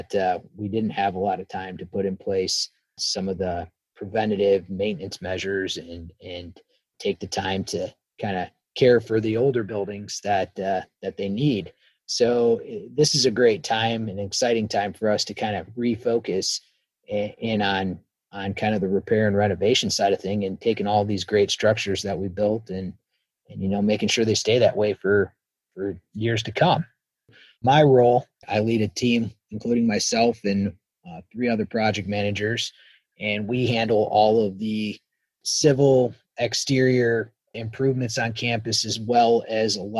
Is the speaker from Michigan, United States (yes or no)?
yes; Michigan, United States; moved away as an adult; now in Charlotte, United States; I'm originally from Michigan, and I moved down to Charlotte, North Carolina about 10 years ago.